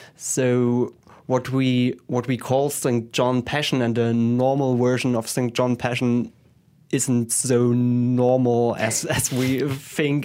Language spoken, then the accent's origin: English; Leipzig, Saxony, Germany; I was born in Leipzig and, uh, grew up there.